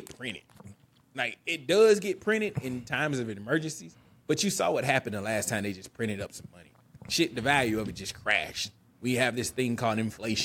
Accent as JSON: {"language": "English", "region": "the South", "country": "United States", "said": "This is an American, and I'm Southern"}